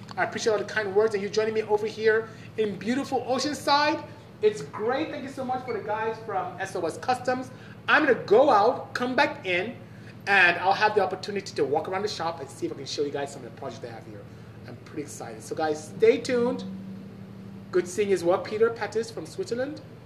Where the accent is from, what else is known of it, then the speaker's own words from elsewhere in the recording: Obuduku, Imo, Nigeria; also born or lived in Aba, Nigeria; I'm from the south, southeast. So um, I live in a city called Aba in Imo State and I'm from Obuduku, which is in Imo State as well.